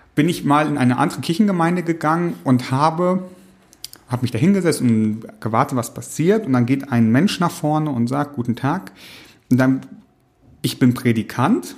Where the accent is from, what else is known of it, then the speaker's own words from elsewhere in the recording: East Frisia, Lower Saxony, Germany; ich komme aus Ostfriesland, da gibt's eine klare Trennung auch zwischen einer lutherischen Landeskirche und einer reformierten Landeskirche nochmal